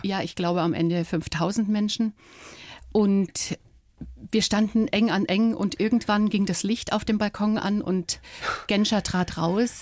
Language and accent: German; Dresden, Saxony, Germany; moved away as an adult; durch Dresden, durch meine Heimatstadt